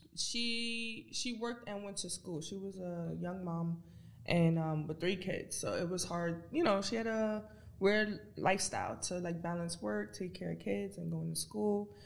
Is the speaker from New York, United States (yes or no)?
yes; New York City, New York, United States; I grew up in the Bronx, New York